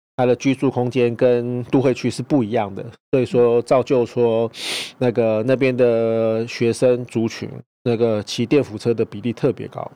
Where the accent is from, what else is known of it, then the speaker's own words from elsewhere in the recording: Hualien, Hualien County, Taiwan; 我就是花莲的代表